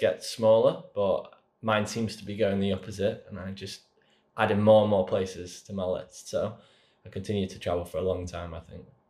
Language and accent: English; near Manchester, North West England, United Kingdom; accent: northern; I'm from England, near Manchester